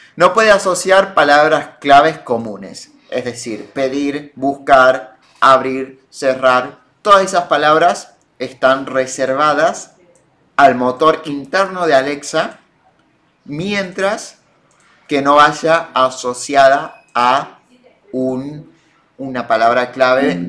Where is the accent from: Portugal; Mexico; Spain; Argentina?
Argentina; nosotros con nuestros che y nuestros muletillas hablamos raro, los argentinos